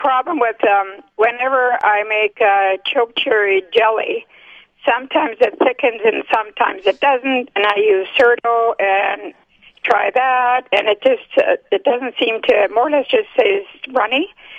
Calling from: Kaleida, Manitoba, Canada; I'm calling from Kaleida.

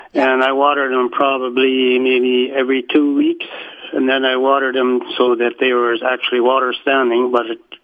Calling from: Winkler, Manitoba, Canada; I'm calling from Winkler.

